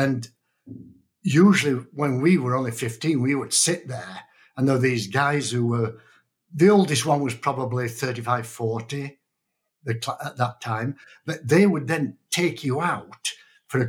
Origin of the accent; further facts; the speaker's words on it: Yorkshire and the Humber, United Kingdom; moved away as an adult; also born or lived in Canada; now in Reno, United States; I was born in Yorkshire in Northern England